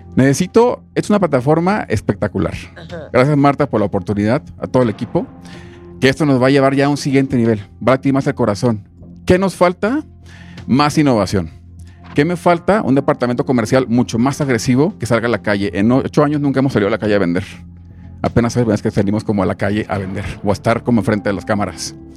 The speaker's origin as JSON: {"language": "Spanish", "town": "Amatitán", "region": "Jalisco", "country": "Mexico", "tie": "born or raised there", "also_born_or_lived": "Mexico City", "moved": "as an adult", "said": "nací en Amaitán, Jalisco, la tierra del tequila"}